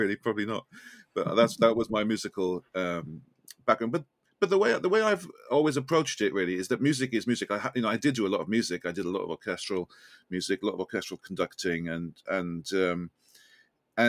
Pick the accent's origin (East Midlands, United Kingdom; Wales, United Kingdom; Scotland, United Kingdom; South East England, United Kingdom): Wales, United Kingdom; Welsh; accent: Welsh lilt; now in London, United Kingdom; I'm Welsh.